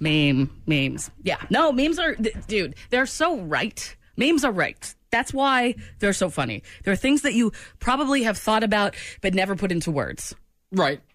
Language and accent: English; New England, United States; moved away; I'm from New England